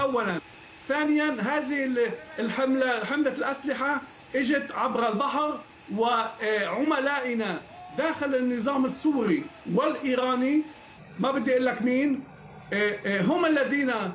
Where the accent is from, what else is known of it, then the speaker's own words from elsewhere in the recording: Lebanon; now in Israel; أنا كيهودي ولدت في لبنان